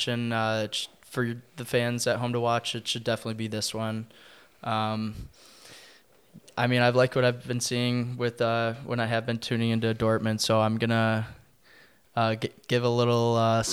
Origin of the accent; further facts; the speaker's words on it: United States; as an American